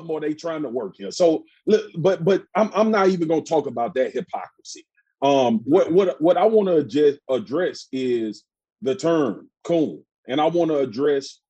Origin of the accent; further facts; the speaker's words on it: Baton Rouge, Louisiana, United States; accent: Southern drawl; moved away as an adult; also born or lived in Dallas, Texas / Baltimore / Charlotte; I'm from South Baton Rouge